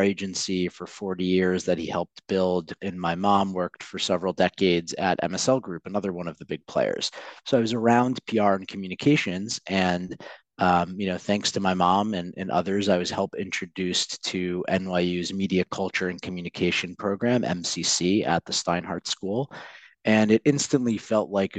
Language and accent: English; New York City, New York, United States; I'm a very proud native New Yorker. So I grew up on the Upper East Side